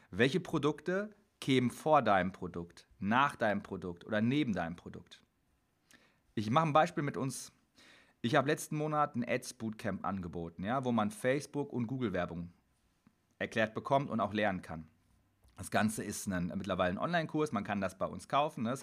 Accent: Dortmund, North Rhine-Westphalia, Germany; Ich komme aus Dortmund.

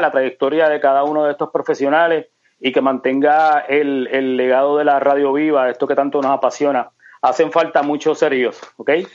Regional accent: Ponce, Puerto Rico; moved away as an adult; also born or lived in Buenos Aires, Argentina / Bayamón, Puerto Rico; now in Central Florida, United States; Yo soy de Ponce y yo cogía en, en, en la casa donde yo vivía, en Ponce, en el Cotolaurel

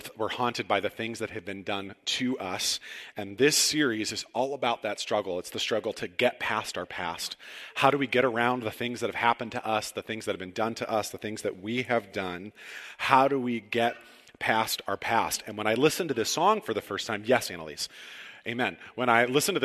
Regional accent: Cortland, Ohio, United States; moved away as an adult; also born or lived in Chicago; This May marks 5 years since we moved back to Ohio. Now, I'm from Cortland, went to Chicago, and never, ever thought I would come back here ever.

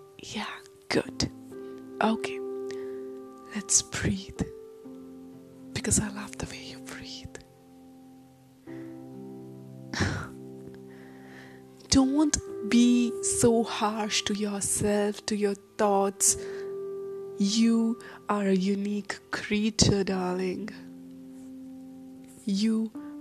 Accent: India; I'm an Indian girl

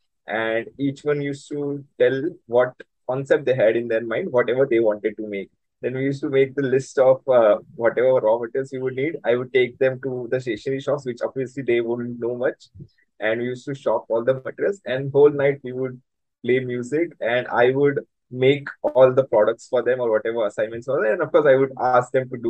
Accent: Surat, Gujarat, India; I was brought up in Surat

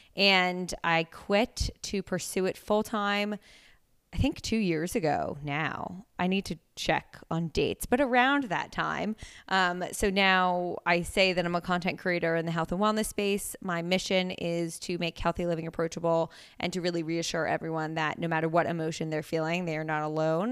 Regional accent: Princeton, New Jersey, United States; moved away as an adult; also born or lived in Pennsylvania; now in New York, United States; I am originally from Princeton, New Jersey. technically, I guess I was born in New York, but we moved when I was, like, three, so I don't have any memories of that time. And I grew up in Jersey.

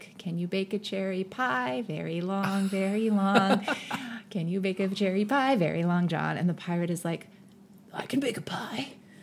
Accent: Silicon Valley, California, United States; I grew up in the Silicon Valley

